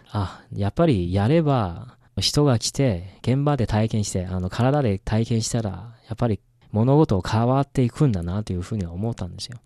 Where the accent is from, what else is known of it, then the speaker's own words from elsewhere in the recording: northern China, China; Japanese is a second language; moved away; 僕自身もあの北出身というか